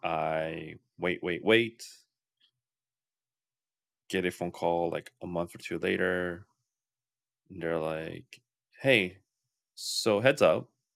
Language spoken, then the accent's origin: English; New York, United States; The culture of New York is, I'm a New Yorker.